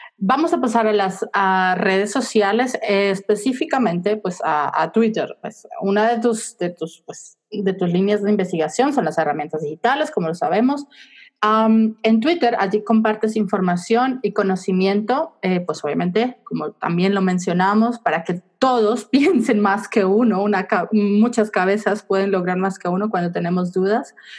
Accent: Colombia; Yo soy de Colombia

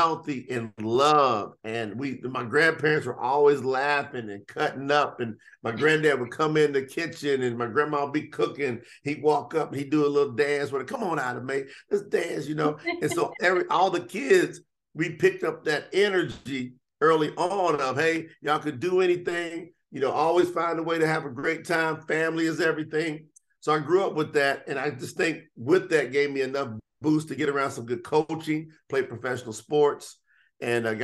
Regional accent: Kentucky, United States; I came from Kentucky off of a hog farm. And so I grew up in the slop, in the mud

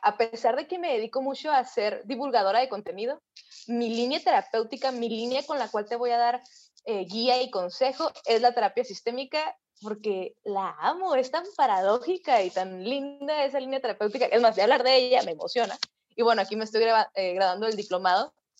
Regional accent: Mexicali, Baja California, Mexico; yo soy de Mexicali, Baja California, una ciudad súper al norte de México.

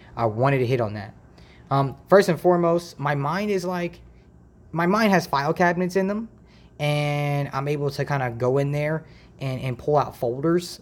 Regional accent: Dayton, Ohio, United States; also born or lived in Toledo, Ohio; I was born and raised in Dayton, Ohio

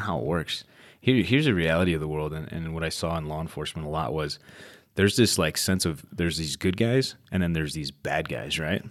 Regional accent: Chicago, Illinois, United States; now in Arizona, United States; it was a rough time growing up in Chicago

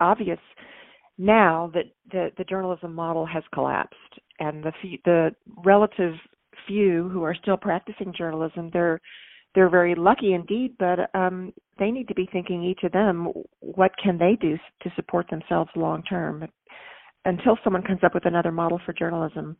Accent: Texas, United States; I'm from Texas, and I was raised in a family with loving parents

